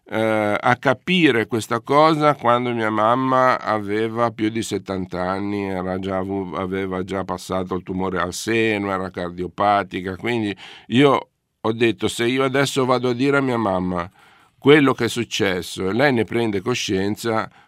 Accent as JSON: {"language": "Italian", "town": "Genoa", "region": "Liguria", "country": "Italy", "said": "sono genovese"}